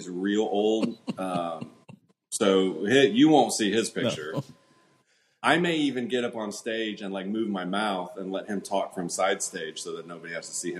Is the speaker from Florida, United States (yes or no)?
yes; Melbourne, Florida, United States; here in my hometown, Melbourne, Florida.